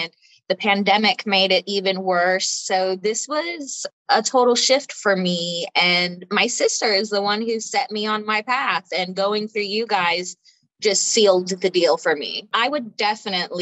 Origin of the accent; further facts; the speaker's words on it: Austin, Texas, United States; I am from Austin, Texas